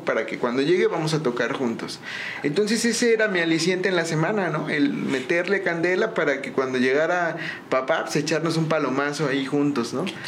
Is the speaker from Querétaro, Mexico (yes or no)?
yes; San Juan del Río, Querétaro, Mexico; Yo soy totalmente originario de aquí de San Juan del Río. Este, yo nazco en Querétaro, pero pues nada más fui a nacer allá.